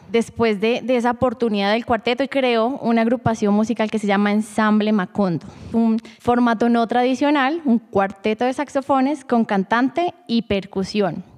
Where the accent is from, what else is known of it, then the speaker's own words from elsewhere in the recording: Sogamoso, Boyacá, Colombia; now in Bogotá, Colombia; yo nací en Sogamoso, Boyacá